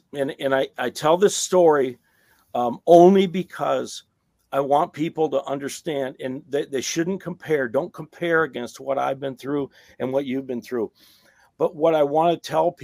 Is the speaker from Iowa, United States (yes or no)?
yes; Iowa, United States; I'm from Iowa